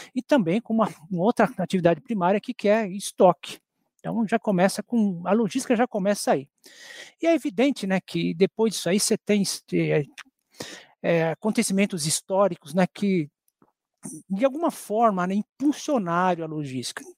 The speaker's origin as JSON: {"language": "Portuguese", "country": "Brazil", "said": "nós, como brasileiros"}